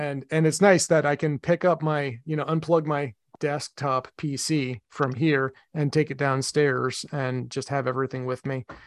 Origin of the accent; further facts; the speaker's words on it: Medford, Massachusetts, United States; Medford in my hometown